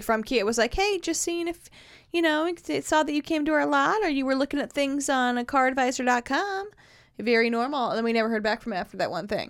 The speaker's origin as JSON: {"language": "English", "town": "Carmel", "region": "Indiana", "country": "United States", "tie": "born or raised there", "moved": "as an adult", "lives_now": "Nashville, United States", "said": "my hometown, Carmel, Indiana"}